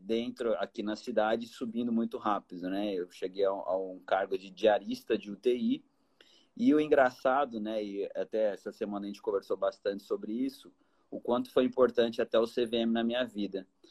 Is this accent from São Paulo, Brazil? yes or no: yes; Taubaté, São Paulo, Brazil; moved away as an adult; also born or lived in Vassouras, Rio de Janeiro / Miami, United States; now in Campo Grande, Brazil; E sou de São Paulo, nasci em Taubaté